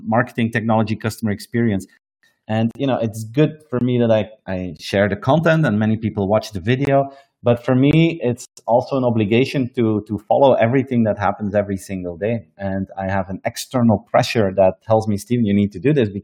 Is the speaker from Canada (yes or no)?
no; Belgium; I present it from my hometown here in Belgium every single day.